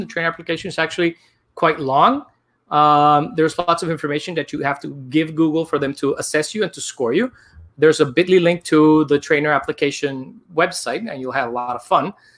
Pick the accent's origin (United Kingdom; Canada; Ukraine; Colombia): Colombia; Barranquilla, Atlántico; now in New York City, United States; I am actually from Barranquilla, Colombia